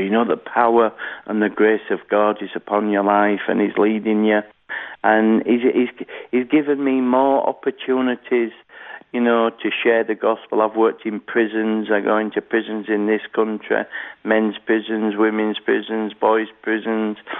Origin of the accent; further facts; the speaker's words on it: Halifax, Yorkshire and the Humber, United Kingdom; I was born in Halifax, uh, West Yorkshire, here in the United Kingdom.